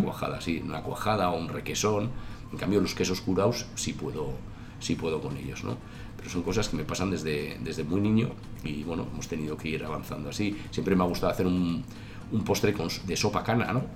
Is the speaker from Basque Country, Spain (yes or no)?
yes; Tolosa, Basque Country, Spain; now in Navarre, Spain; yo soy nacido en Tolosa, mi madre es guipuzcoana, aunque mi padre era de, la ribera de Navarra